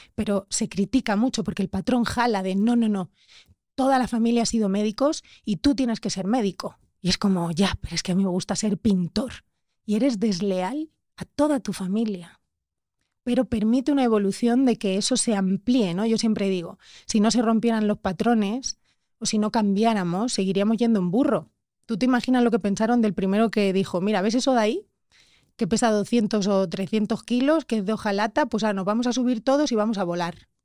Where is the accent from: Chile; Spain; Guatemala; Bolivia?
Spain; soy española